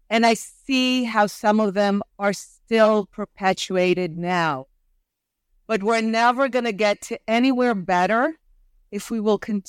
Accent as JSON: {"language": "English", "country": "Israel", "said": "I grew up in the Israeli peace camp"}